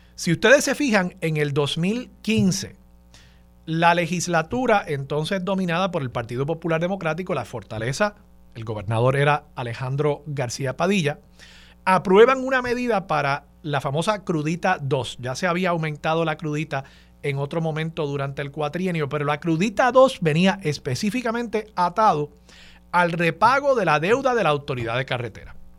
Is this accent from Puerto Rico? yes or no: yes; San Juan, Puerto Rico; lo crió como puertorriqueño